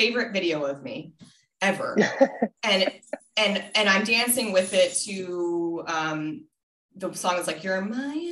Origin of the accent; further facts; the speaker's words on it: Colorado, United States; also born or lived in Minnesota; I was born in Minnesota and then I moved to Colorado when I was 10